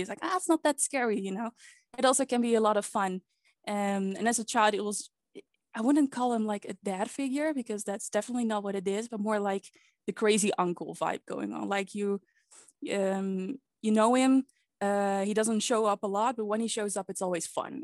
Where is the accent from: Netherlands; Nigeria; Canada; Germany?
Netherlands; I've been born and raised in the Netherlands.